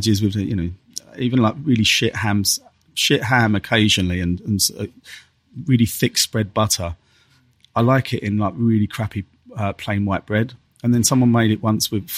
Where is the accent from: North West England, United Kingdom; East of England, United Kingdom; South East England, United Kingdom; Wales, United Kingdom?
South East England, United Kingdom; Dartford; I was kind of born and raised in Dartford, between, you know, South East London and you know, that top part of Kent, that was kind of my stomping ground